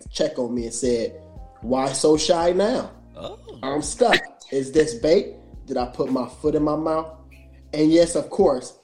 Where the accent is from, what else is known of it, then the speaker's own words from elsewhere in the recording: Indiana, United States; I'm from Indiana